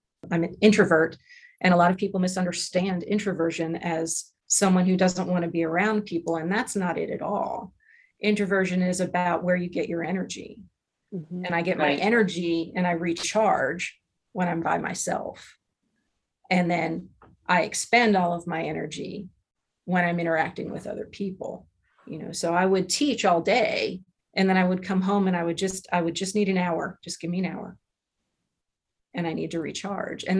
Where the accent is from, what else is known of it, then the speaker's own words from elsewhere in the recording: Lancaster, Pennsylvania, United States; moved away as an adult; also born or lived in Louisiana / Arizona / Virginia; now in New Mexico, United States; Grew up in Pennsylvania